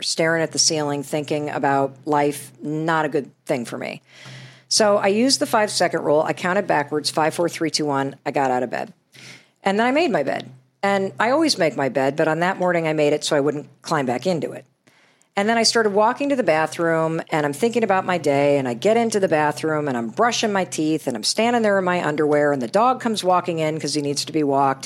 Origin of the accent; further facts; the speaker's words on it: Western Michigan, United States; since I was a little girl growing up in Western Michigan